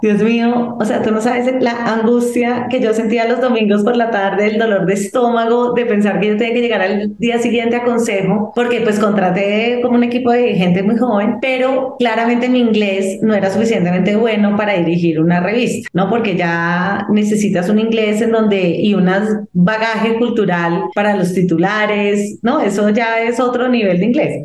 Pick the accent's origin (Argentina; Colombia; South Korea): Colombia; also born or lived in Boston / New York; soy una periodista de Colombia